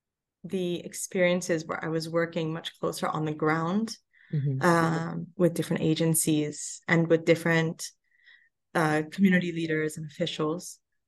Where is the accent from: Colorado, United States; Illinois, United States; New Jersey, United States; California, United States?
California, United States; Los Angeles; originally all geared towards Los Angeles, my hometown.